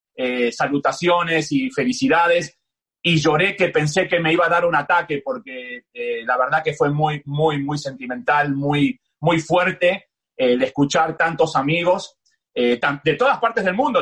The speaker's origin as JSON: {"language": "Spanish", "region": "Buenos Aires", "country": "Argentina", "tie": "born or raised there", "also_born_or_lived": "New York, United States / Miami, United States", "moved": "as an adult", "said": "soy de Buenos Aires, del barrio entre Belgrano y Palermo, nací a 15 cuadras de la cancha del más grande, a, a, 15 cuadras de la cancha de River, eh, me crié en Buenos Aires"}